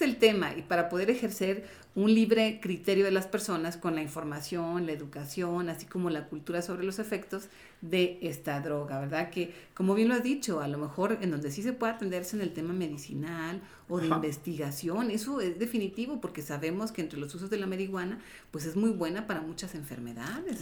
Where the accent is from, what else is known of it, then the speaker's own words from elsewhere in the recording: Mexico; como jóvenes, como mexicanos